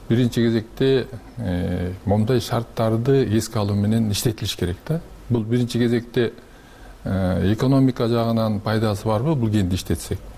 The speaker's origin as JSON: {"language": "Kyrgyz", "town": "Mingkush", "region": "Jalal-Abad Region", "country": "Kyrgyzstan", "tie": "born or raised there", "said": "мен да ошол өзүм минкуштук болом минкуш жергесинде төрөлгөм ошол жерде"}